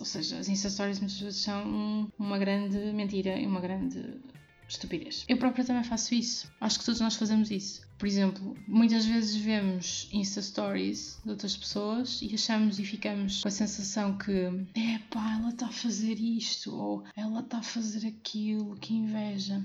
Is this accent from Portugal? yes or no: yes; Porto, Norte, Portugal; now in Albergaria-a-Velha, Portugal; eu sou do Porto, nasci no Porto. Neste momento estou a morar em Albergaria Velha e trabalho em Anadia